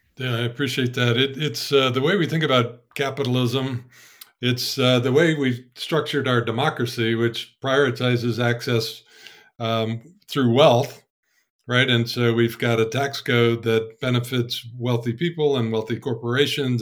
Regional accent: Ann Arbor, Michigan, United States; I was born and raised in Ann Arbor

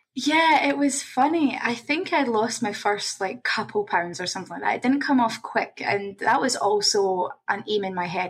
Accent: Scotland, United Kingdom; moved away as an adult; now in Toronto, Canada; I'm originally from Scotland. I'm um, now based in Toronto, Canada. Um, moved out here in 2017

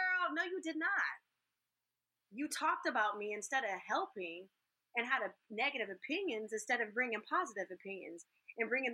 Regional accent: California, United States; I'm from California.

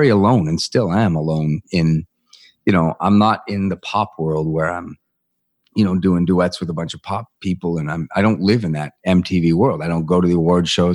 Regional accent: Vancouver, British Columbia, Canada; my hometown team, the Vancouver Canucks

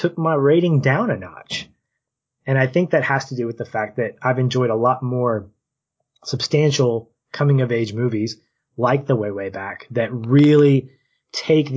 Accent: Little Rock, Arkansas, United States; now in Tampa, United States; we're from Little Rock metro area

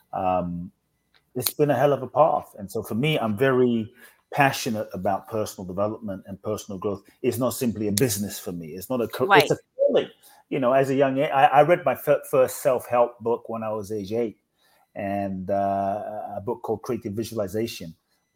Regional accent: London, United Kingdom; also born or lived in Ghana; I grew up in London

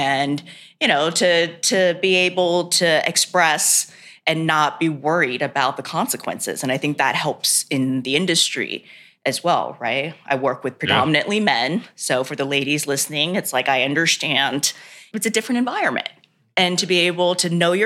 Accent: the South, United States; I grew up in the South

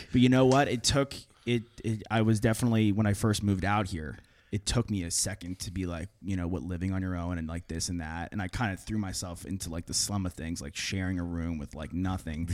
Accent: Long Island, New York, United States; I'm from Long Island

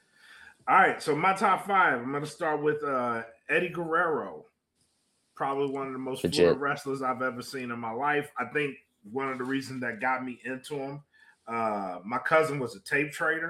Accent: Louisiana, United States; I'm from Louisiana

